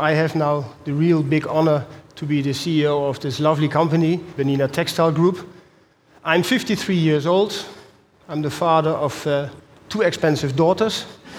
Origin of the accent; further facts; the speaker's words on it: Netherlands; accent: Dutch; English is a second language; as you can hear from my accent, I'm a Dutchie.